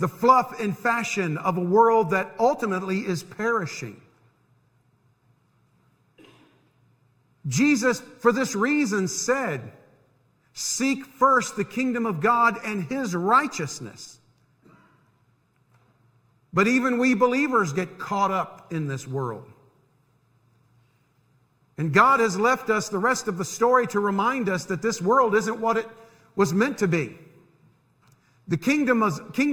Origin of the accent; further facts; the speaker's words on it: United States; I'm an American